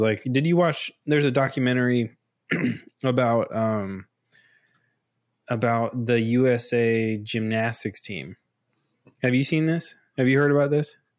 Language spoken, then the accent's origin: English; United States; growing up in, in U S